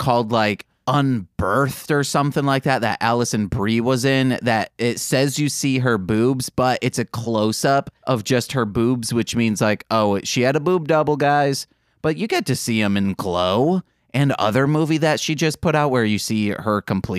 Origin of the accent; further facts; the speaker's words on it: Michigan, United States; accent: Michigan; moved away; That's my Michigan accent coming out